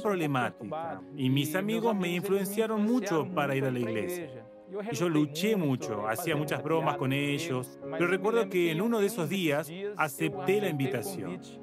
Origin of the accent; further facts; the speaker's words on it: Jacareí, São Paulo, Brazil; yo soy de Yacareí, nací aquí, más allá de que viví en muchas partes de Brasil, pero yo soy yacariense